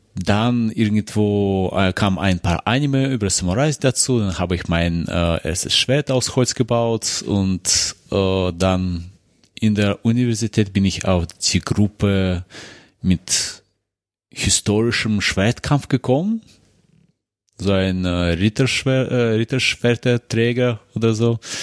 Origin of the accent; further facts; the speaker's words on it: Moscow, Russia; moved away; ich komme aus Moskau, aus Russland